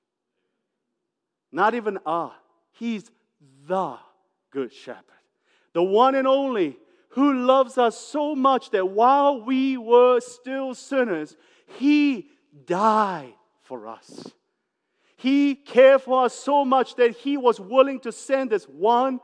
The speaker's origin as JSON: {"language": "English", "country": "New Zealand", "tie": "born or raised there", "said": "I grew up in New Zealand near the farm"}